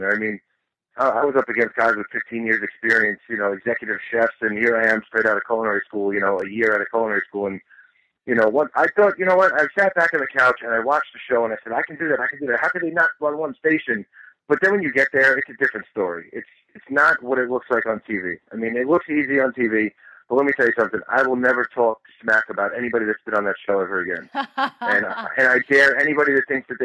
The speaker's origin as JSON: {"language": "English", "area": "Long Island", "region": "New York", "country": "United States", "tie": "born or raised there", "said": "I'm originally from New York, born and raised in Long Island, New York"}